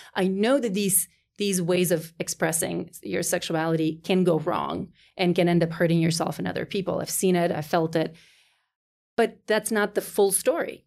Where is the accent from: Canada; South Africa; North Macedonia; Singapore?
North Macedonia; moved away as an adult; as I was growing up in Macedonia through college, uh, 'cause I, right, did my college there